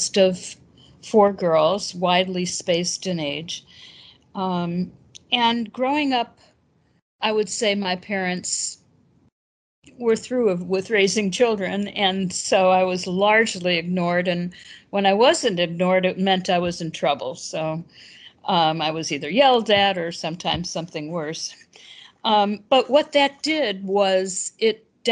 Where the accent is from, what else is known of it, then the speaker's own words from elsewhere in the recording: Chicago, Illinois, United States; moved away as an adult; also born or lived in Madison, Wisconsin; I was born and raised in Chicago.